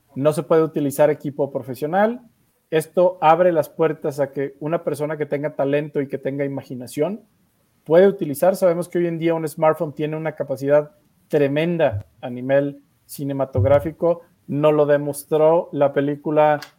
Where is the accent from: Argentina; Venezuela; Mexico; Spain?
Mexico; en México tenemos ese talento de la animación